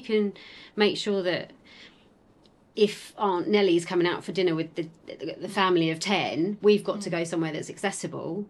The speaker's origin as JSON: {"language": "English", "area": "Essex", "region": "East of England", "country": "United Kingdom", "accent": "Essex", "said": "we're both from Essex"}